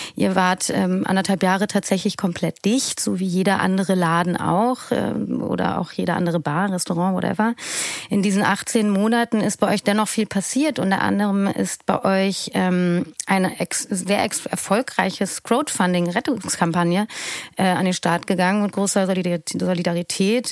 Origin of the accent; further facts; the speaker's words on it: Berlin, Germany; war als Berlinerin